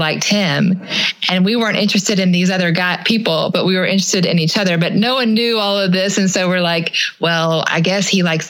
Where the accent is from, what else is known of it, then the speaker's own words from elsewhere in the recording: Atlanta, Georgia, United States; also born or lived in Statesboro, Georgia; I grew up in Atlanta, Georgia